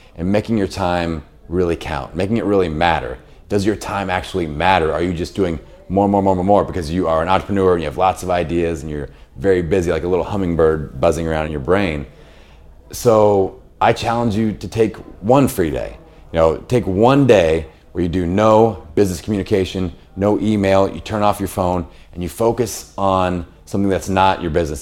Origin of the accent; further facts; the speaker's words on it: Bloomington, Indiana, United States; I have a fitness facility in my hometown of Bloomington, Indiana